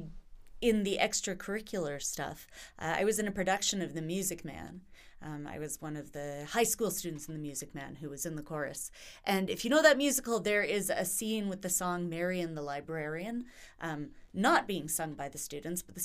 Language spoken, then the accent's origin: English; Vancouver Island, British Columbia, Canada; moved away as an adult; also born or lived in Whitehorse, Yukon / Antwerp, Belgium / Ontario; We moved down to Vancouver Island, which is where I grew up.